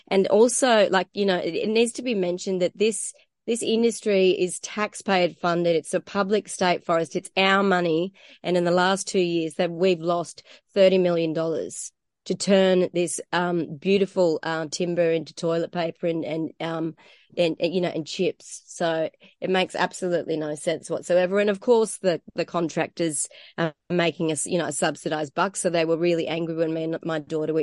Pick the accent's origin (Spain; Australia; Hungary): Australia; Bulga area, New South Wales; also born or lived in Scotland; we came from Scotland and my parents were, you know, environmentalists and I suppose on the hippie trail in the early 70s. So I came up here as a baby